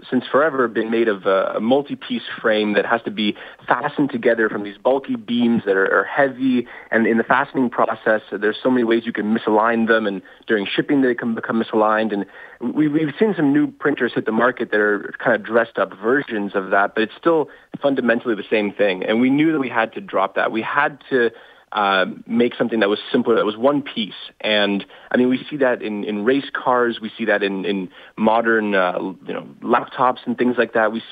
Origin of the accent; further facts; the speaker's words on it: Toronto, Ontario, Canada; Uh, I'm from Toronto.